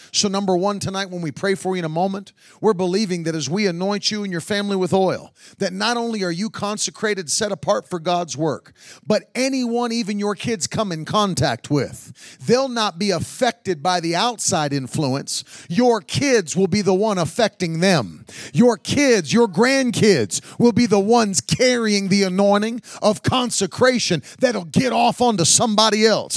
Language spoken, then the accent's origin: English; West Virginia, United States; I grew up in West Virginia in a coal mining town.